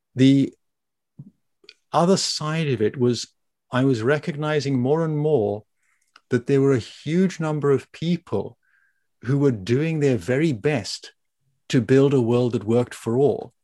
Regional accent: South Africa; moved away as an adult; also born or lived in Germany / Italy / Japan / Belgium; when I was growing up in South Africa

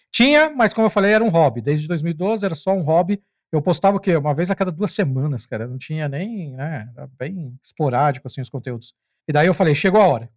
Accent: São Paulo, Brazil; moved away; morava, nasci em São Paulo, morava lá

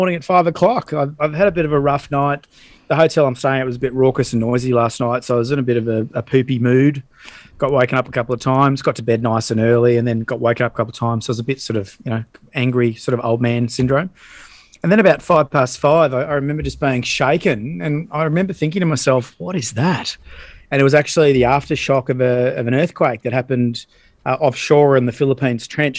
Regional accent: Australia; being an Aussie

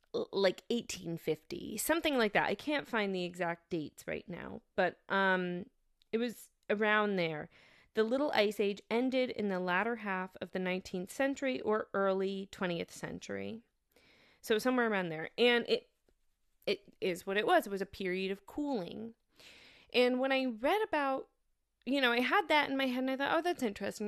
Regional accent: New York, United States; moved away as an adult; also born or lived in Massachusetts; now in Germany; I went to school in Massachusetts and I'm from New York

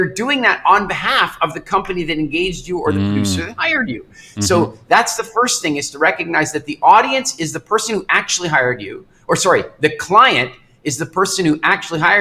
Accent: Canada; moved away as an adult; also born or lived in England; I grew up in Canada, and I moved to England, and I lived there

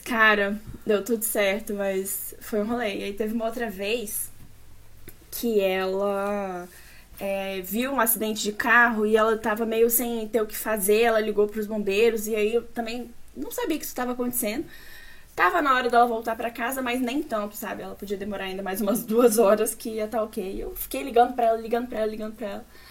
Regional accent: Brasília, Federal District, Brazil; nascida e criada em Brasília.

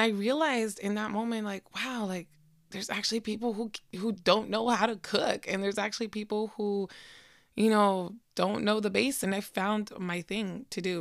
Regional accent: Seattle, Washington, United States; your girl was born and raised in Seattle, Washington.

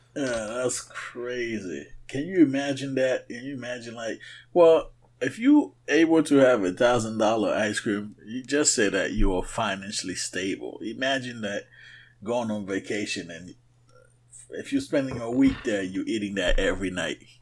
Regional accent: Haiti; moved away; when I grew up in Haiti

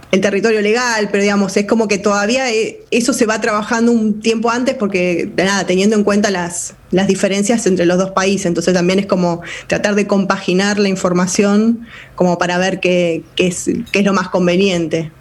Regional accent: Argentina

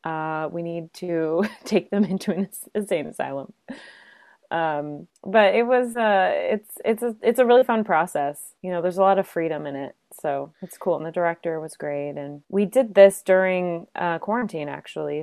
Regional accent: Chicago, Illinois, United States; moved away; also born or lived in Los Angeles / New York City; I hail originally from Chicago, so I'm a Midwesterner at heart

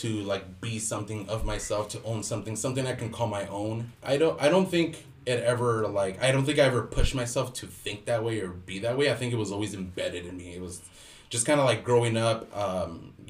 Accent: Los Angeles, California, United States; also born or lived in Mexico; I grew up in LA. I'm a native LA kid

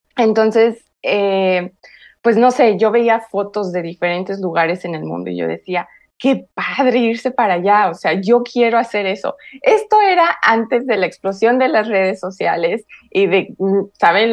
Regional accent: Fortín de las Flores, Veracruz, Mexico; moved away as an adult; also born or lived in Orizaba, Mexico; now in Canada; Yo nací en Orizaba, como bien dices, pero gran parte de mi vida hasta los 24 años, de los 5 a los 24 viví en otra ciudad muy cerca de Orizaba que se llama Fortín de las Flores

